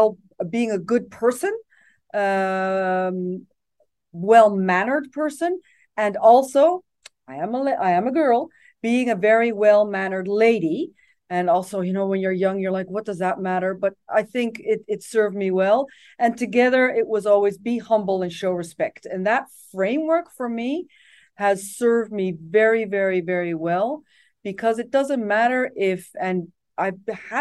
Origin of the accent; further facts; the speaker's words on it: Japan; English is a second language; moved away; My parents had lived in Japan. So when I was an expat child, I grew up in Japan.